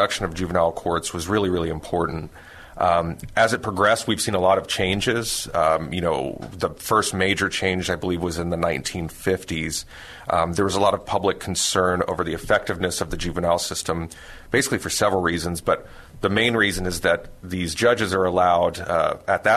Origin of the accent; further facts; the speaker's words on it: San Antonio, Texas, United States; also born or lived in Austin; Born and raised in San Antonio.